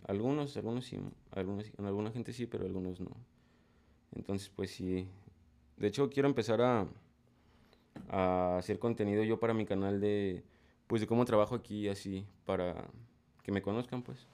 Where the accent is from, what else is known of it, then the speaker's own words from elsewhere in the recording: State of Mexico, Mexico; also born or lived in Cajititlán, Jalisco; now in Guadalajara, Mexico; yo soy de, de México, soy del Estado de México